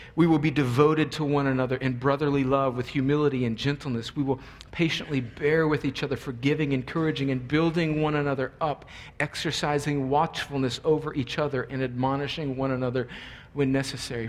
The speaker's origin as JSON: {"language": "English", "country": "United States", "said": "as American Christians"}